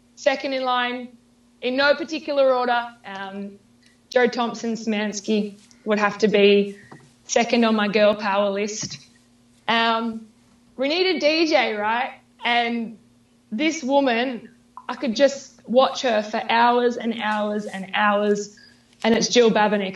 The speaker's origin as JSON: {"language": "English", "country": "Australia", "tie": "born or raised there", "said": "my hometown. I'm very proud of where I live."}